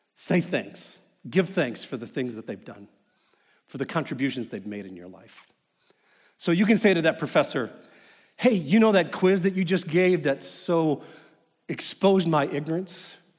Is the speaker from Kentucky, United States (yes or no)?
yes; Kentucky, United States; I grew up in Kentucky